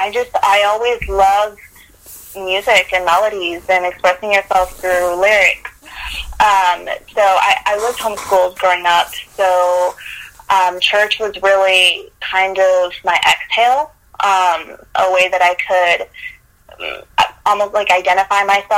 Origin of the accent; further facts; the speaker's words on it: Dallas, Texas, United States; also born or lived in Guadalajara, Mexico; originally from Guadalajara, Mexico. I was raised in Dallas, so I like to consider myself Tex-Mex.